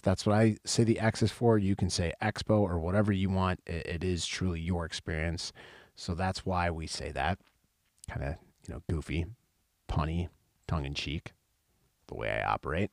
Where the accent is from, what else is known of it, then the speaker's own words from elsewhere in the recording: Wisconsin, United States; I am from Wisconsin